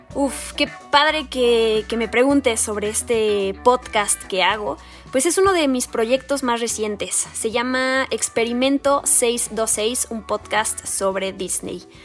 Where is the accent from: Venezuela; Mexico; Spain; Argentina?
Mexico; soy mexicana